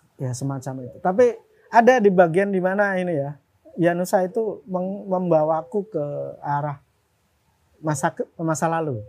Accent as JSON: {"language": "Indonesian", "town": "Lamongan", "region": "East Java", "country": "Indonesia", "tie": "born or raised there", "also_born_or_lived": "Yogyakarta", "moved": "as an adult", "said": "Babat tempatku SMA ya. dan Berondong tuh kecamatanku"}